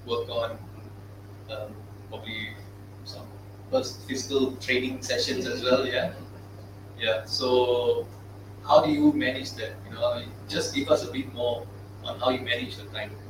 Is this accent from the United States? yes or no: no; United Kingdom; now in Singapore; I'm not actually Singaporean. Mm. I'm a British foreigner here.